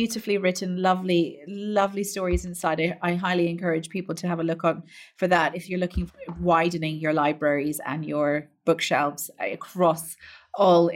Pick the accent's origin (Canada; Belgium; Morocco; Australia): Canada; moved away as an adult; also born or lived in London; when I first moved to London in 2000, telling people I was from Canada was like a shock